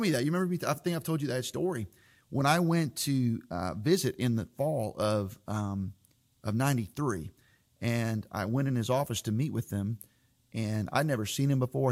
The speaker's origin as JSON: {"language": "English", "region": "Florida", "country": "United States", "tie": "born or raised there", "moved": "as an adult", "said": "as a kid growing up in Florida"}